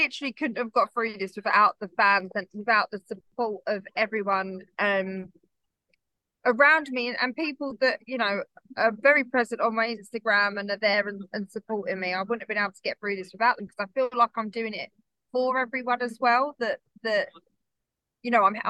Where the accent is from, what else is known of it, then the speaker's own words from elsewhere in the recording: United Kingdom; we're so British, even the way people think I should be at 33 and a widow